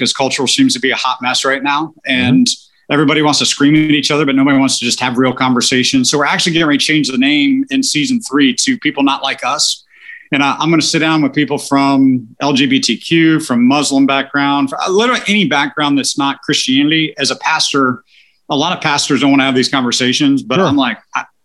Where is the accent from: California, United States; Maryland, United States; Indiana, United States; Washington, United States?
Maryland, United States; now in Cincinnati, United States; I grew up in Maryland